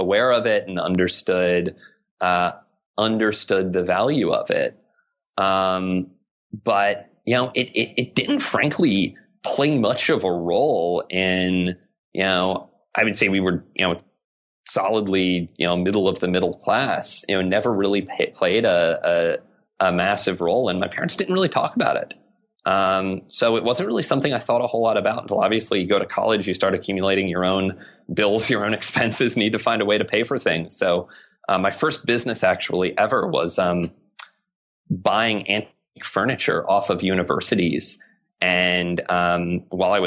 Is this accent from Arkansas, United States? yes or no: yes; South Arkansas, United States; moved away; I grew up in a very rural environment. You know, I grew up in South Arkansas.